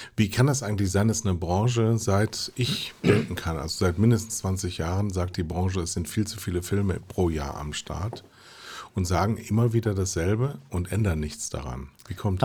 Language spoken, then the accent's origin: German; Mettmann, North Rhine-Westphalia, Germany; Das Ganze in der Nähe von Mettmann. Da komme ich nämlich her